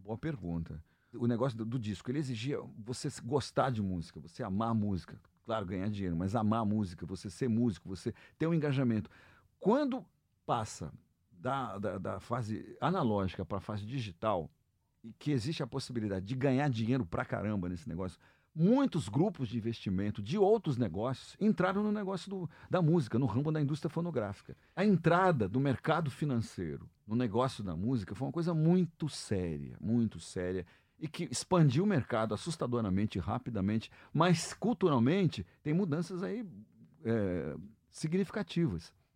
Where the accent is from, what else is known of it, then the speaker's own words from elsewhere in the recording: Brazil; nós somos brasileiros e tocamos, tocamos gêneros brasileiros